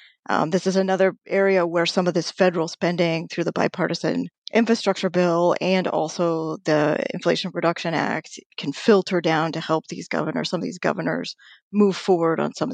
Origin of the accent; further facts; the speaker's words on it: New Mexico, United States; I was born in New Mexico, so great love for the land of enchantment.